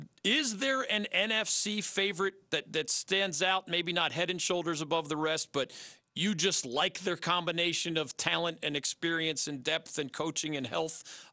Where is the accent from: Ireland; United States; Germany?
United States; Philadelphia, Pennsylvania; growing up in Philadelphia and being an Eagles fan